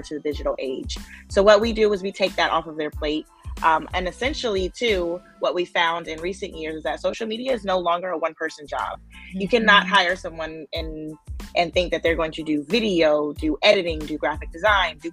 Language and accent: English; Oakland, California, United States; I grew up in Oakland, where, you know, the founding of the Black Panthers